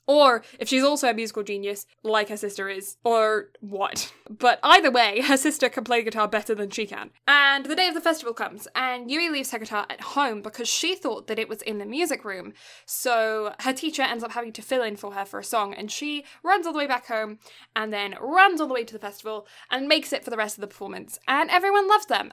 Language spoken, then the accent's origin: English; south of England, United Kingdom; first language English; now in Canada; I was born in the south of England